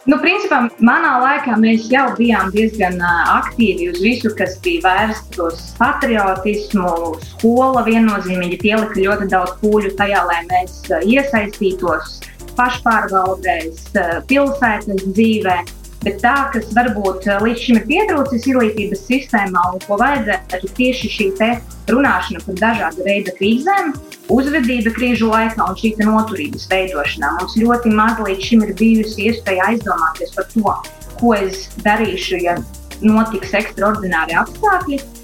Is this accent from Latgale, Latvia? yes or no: yes; Rēzekne, Latgale, Latvia; Reizekne esmu dzimusi, pabeidzu Reizeknes pirmo vidusskolu